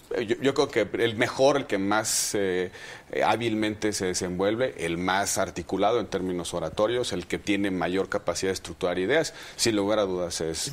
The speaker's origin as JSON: {"language": "Spanish", "country": "Mexico", "said": "como muchos mexicanos"}